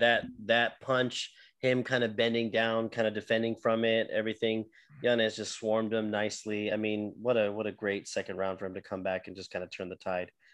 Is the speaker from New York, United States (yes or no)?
no; Texas, United States; I'm from Texas